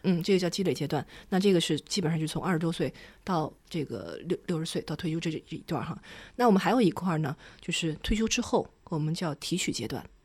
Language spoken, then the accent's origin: Chinese; China; 因为我们中国人是以储蓄为主的